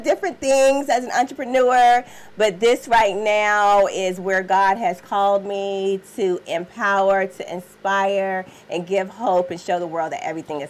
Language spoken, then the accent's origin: English; North Carolina, United States; moved away; I'm originally from North Carolina.